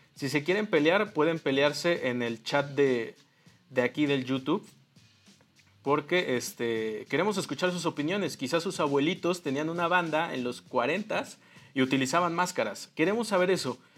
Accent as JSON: {"language": "Spanish", "country": "Mexico", "said": "aquí como mexicanos 100% eh, este, creces teniendo en tu ADN la lucha libre"}